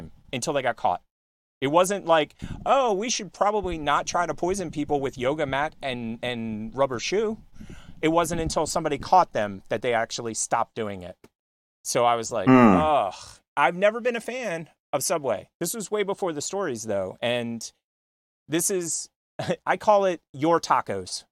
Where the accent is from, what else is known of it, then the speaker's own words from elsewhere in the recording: Philadelphia, Pennsylvania, United States; moved away; I grew up in Philly